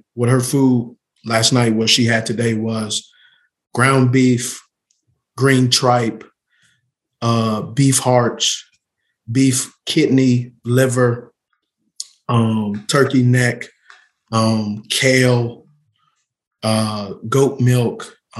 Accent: California, United States; I'm from Cali, so organic, and you know, I love sourdough and fresh orange juice.

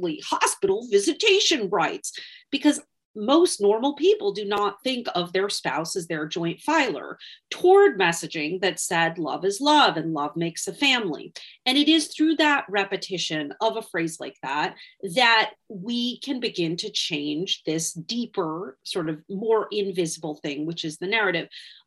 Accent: Wisconsin, United States; Wisconsin, which by the way, happens to be my home state

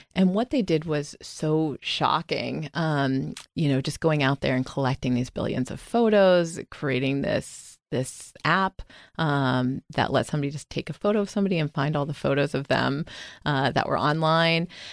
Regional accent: Sarasota, Florida, United States; moved away as an adult; also born or lived in Durham, North Carolina / Washington, D.C. / New York; I grew up in Florida

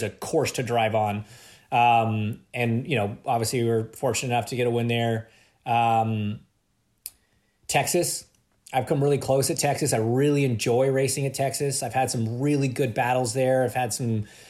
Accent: Ontario, Canada; just being Canadian

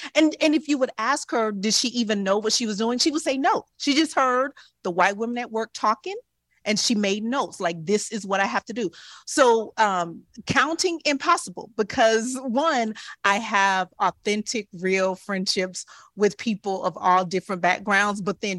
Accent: Dallas, Texas, United States; Dallas, Texas.

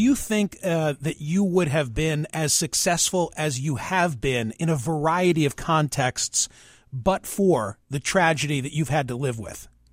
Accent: Philadelphia suburbs, Pennsylvania, United States; When I was 12 and living, growing up in the Philly burbs

